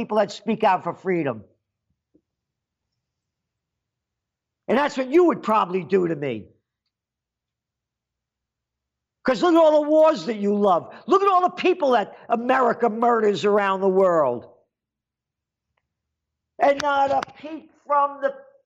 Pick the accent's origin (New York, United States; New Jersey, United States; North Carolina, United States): New York, United States; Yonkers; also born or lived in Bronx, New York; When I moved from Yonkers to the Bronx, from Bronx to Yonkers, rather, I was a little kid young